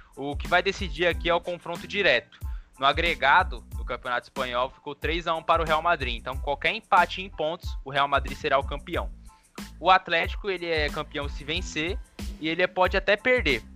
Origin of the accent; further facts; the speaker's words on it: Brazil; a gente, como brasileiro